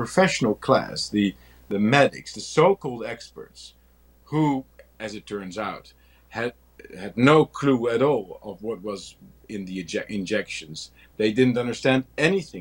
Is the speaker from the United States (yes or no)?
no; Netherlands